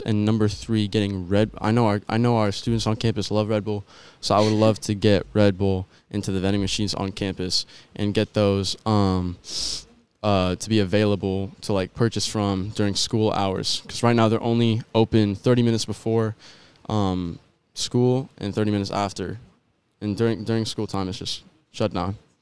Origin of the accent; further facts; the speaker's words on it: San Jose, California, United States; now in Rocklin, United States; I grew up in San Jose, California, and in twenty sixteen, I moved to Rockland. Um, so I'd say I kinda mainly grew up, um, I spent more time in San Jose, but I feel like I grew up in Rockland